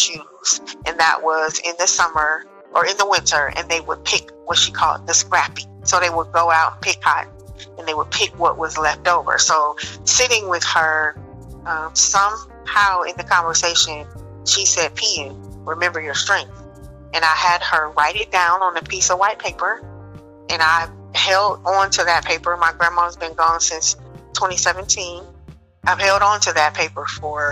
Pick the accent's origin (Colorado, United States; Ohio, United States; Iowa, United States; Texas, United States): Ohio, United States; Dayton; now in Cary, United States; I'm originally from Dayton, Ohio, which is the land of funk, the gem city